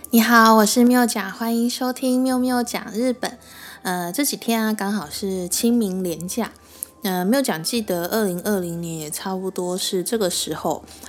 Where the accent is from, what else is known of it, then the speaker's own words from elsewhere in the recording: Taiwan; 我们台湾人中秋烤肉